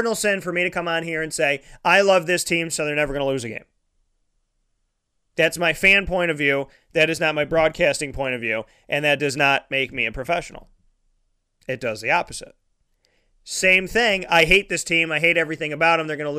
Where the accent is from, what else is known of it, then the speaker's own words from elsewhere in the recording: Syracuse, New York, United States; I was born in Syracuse